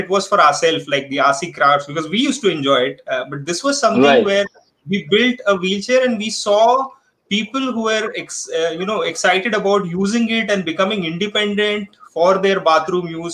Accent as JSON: {"language": "English", "town": "Thane", "region": "Maharashtra", "country": "India", "tie": "born or raised there", "also_born_or_lived": "Mumbai / Kerala", "lives_now": "Pune, India", "said": "was born in Dadar, Mumbai, grew up around Thane, studied in Kerala, and then work brought me to Pune"}